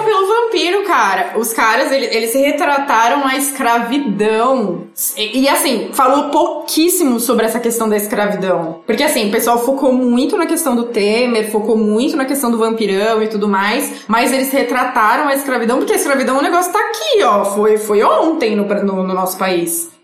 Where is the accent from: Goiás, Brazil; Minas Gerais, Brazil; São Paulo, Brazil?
São Paulo, Brazil; a gente é de São Paulo